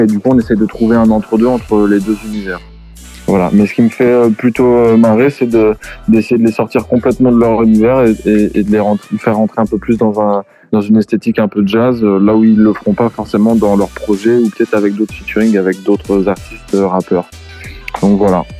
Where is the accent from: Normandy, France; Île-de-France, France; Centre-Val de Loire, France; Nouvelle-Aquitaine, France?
Nouvelle-Aquitaine, France; La Rochelle; now in Paris, France; je viens de La Rochelle et je suis arrivé à Paris.